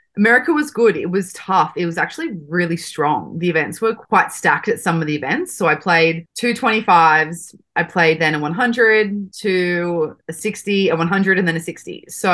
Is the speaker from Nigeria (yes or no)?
no; Sydney, New South Wales, Australia; moved away as an adult; also born or lived in Arizona; I am from Sydney, Australia.